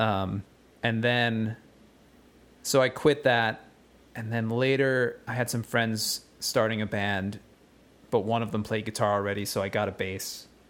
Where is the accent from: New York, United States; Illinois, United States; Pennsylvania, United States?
Pennsylvania, United States; West Chester; we all went to high school together in, uh, Westchester, Pennsylvania